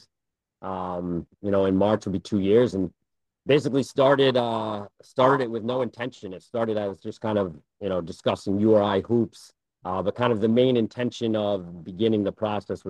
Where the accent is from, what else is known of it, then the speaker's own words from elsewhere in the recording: Kingston, Rhode Island, United States; I grew up in Kingston, right by the train station